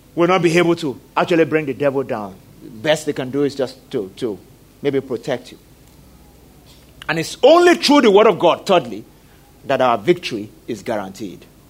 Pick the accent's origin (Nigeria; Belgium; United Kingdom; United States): Nigeria; I'm a Nigerian